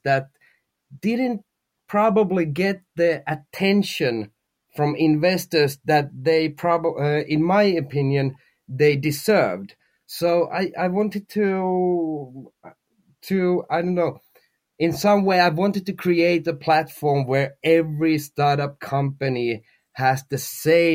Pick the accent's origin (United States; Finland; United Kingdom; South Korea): Finland; we are from Finland, the company is from Finland, and everybody in the team is from Finland